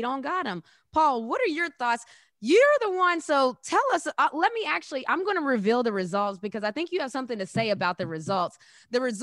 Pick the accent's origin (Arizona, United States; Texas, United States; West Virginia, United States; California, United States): West Virginia, United States; now in Atlanta, United States; We grew up in West Virginia together